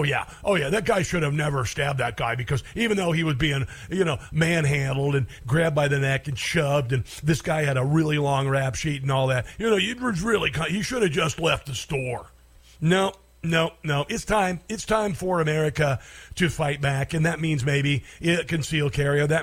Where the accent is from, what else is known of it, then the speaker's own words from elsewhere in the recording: Iowa, United States; I'm from Iowa